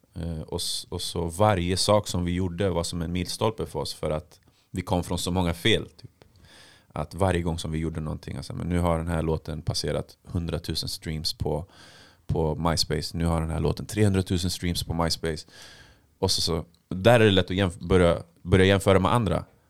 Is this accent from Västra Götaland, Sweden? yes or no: no; Stockholm, Stockholm County, Sweden; jag kom från Tensta